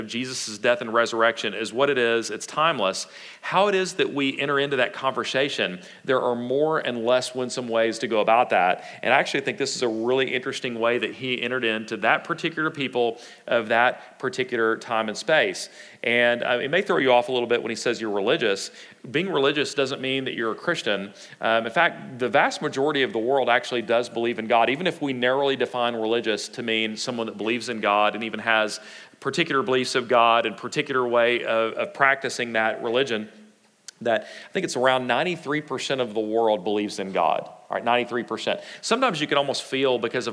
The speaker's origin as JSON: {"language": "English", "region": "Texas", "country": "United States", "said": "us Texans"}